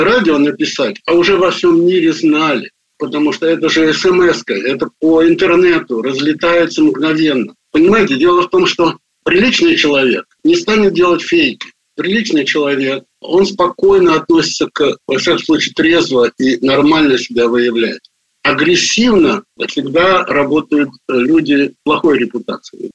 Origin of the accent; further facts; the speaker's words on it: Baku, Azerbaijan; moved away as an adult; also born or lived in Russia / United States; Я родился в Баку